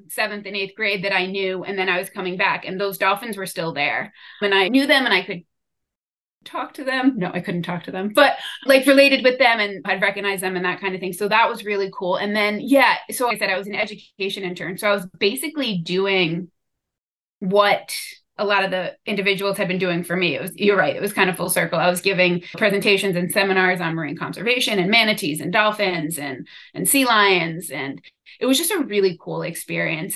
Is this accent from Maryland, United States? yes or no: no; Jersey Shore, New Jersey, United States; moved away as an adult; also born or lived in Miami; now in Oxford, United Kingdom; I grew up on the Jersey Shore